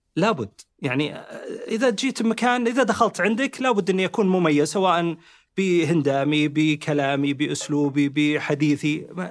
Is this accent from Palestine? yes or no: no; Saudi Arabia; احنا كمهندسين سعوديين